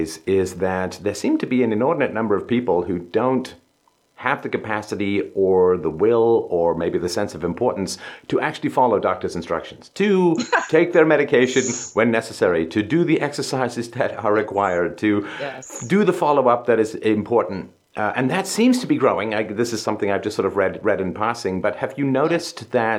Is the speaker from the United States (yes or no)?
no; England, United Kingdom; growing up in England in the 70s